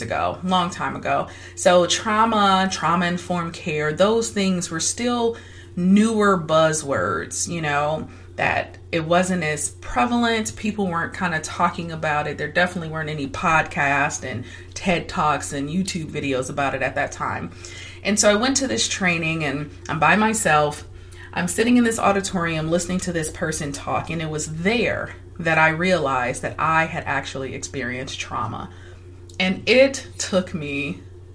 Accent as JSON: {"language": "English", "town": "Detroit", "region": "Michigan", "country": "United States", "tie": "born or raised there", "said": "I was born and raised in Detroit, Michigan."}